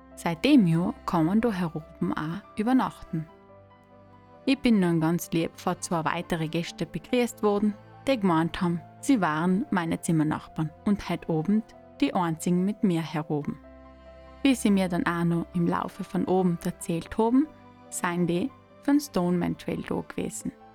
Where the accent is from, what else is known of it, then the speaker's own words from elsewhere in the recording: South Tyrol, Trentino-Alto Adige, Italy; now in East Tyrol, Austria; ich als Südtirolerin in Osttirol bin und ganz nachend auf der Grenze lebe